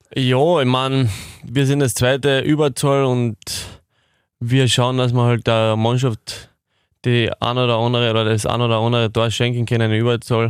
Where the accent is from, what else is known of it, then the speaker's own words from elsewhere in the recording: Irschen, Carinthia, Austria; Das ist das Dorf, wo ich aufgewachsen bin